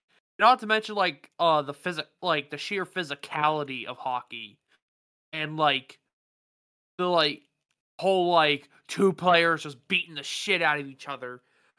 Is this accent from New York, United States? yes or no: no; Pittsburgh, Pennsylvania, United States; I grew up in the Pittsburgh Penguins area